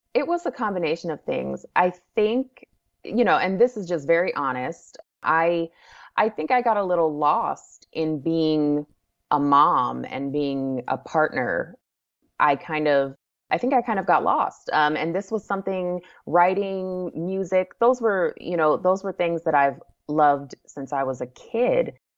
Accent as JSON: {"language": "English", "town": "Anchorage", "region": "Alaska", "country": "United States", "tie": "born or raised there", "also_born_or_lived": "Wichita, Kansas", "moved": "as an adult", "lives_now": "San Antonio, United States", "said": "I moved to Anchorage. We were there from the time I was about three until, you know, m, many, many years later when I got married and moved away. So, yeah, so I grew up there"}